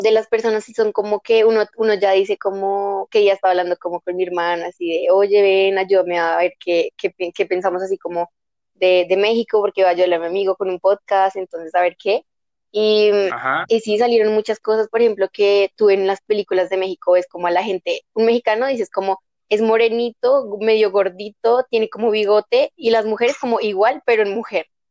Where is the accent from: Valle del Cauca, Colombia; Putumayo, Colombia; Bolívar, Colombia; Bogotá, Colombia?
Bogotá, Colombia; en realidad toda la vida he estado viviendo en Bogotá. O sea, yo nací en Bogotá, soy Rola